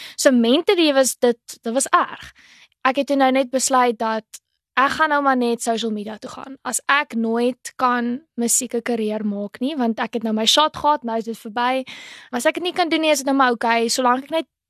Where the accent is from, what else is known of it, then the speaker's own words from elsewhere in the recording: Port Elizabeth, Eastern Cape, South Africa; ek is eintlik van Port Elizabeth ek is 21 jaar oud, so ek het in 2019 matrikuleer